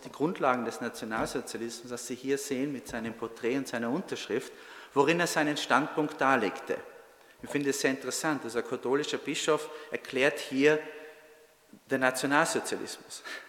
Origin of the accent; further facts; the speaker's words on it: North Tyrol, Austria; moved away as an adult; also born or lived in Trento, Italy; now in United States; ich bin Tiroler, bin in Nordtirol geboren, habe 15 Jahre in Südtirol gelebt und gearbeitet als Zeithistoriker